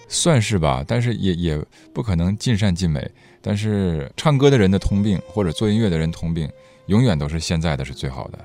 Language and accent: Chinese; Harbin, Heilongjiang, China; accent: Northeastern Mandarin; moved away as an adult; also born or lived in Beijing (ancestral home); now in Guangzhou, China; 我是一个生在东北的北京人，我爷爷是说北京话的但是我不会说，我到广州十五年也就只会说东北话